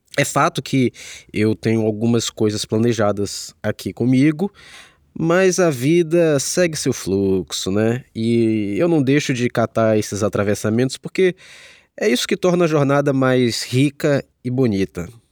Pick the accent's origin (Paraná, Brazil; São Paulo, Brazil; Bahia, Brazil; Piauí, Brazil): Bahia, Brazil; Salvador; moved away as an adult; now in Rio de Janeiro, Brazil; Eu sou de Salvador e foi lá que comecei a estudar e a trabalhar com arte